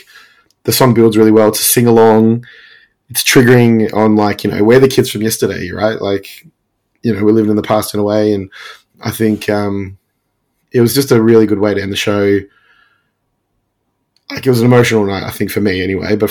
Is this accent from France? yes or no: no; Melbourne, Victoria, Australia; it was my hometown.